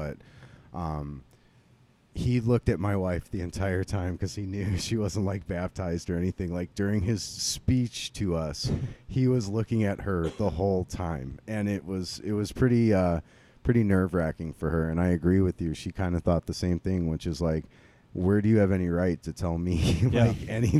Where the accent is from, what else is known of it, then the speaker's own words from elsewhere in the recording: Streamwood, Illinois, United States; I got married at the church I grew up in Streamwood